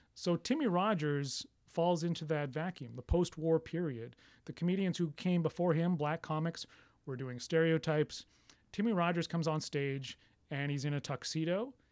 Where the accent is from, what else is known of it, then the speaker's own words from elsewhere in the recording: Canada; I'm Canadian